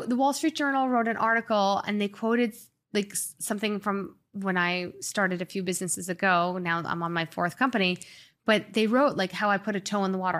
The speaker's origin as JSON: {"language": "English", "area": "Long Island", "region": "New York", "country": "United States", "tie": "born or raised there", "also_born_or_lived": "Springfield, Illinois / Manhattan / San Francisco / Boston", "moved": "as an adult", "lives_now": "Miami, United States", "said": "I grew up mostly in Long Island"}